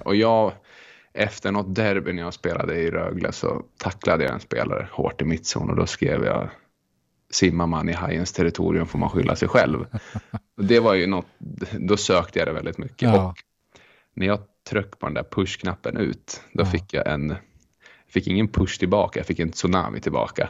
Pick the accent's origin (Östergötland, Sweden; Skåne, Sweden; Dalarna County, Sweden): Dalarna County, Sweden; Rättvik; moved away; also born or lived in Örnsköldsvik / Ystad; jag växte upp i Rättvik mellan, mm. en by mellan Leksand och Mora eh, och där har jag växt upp.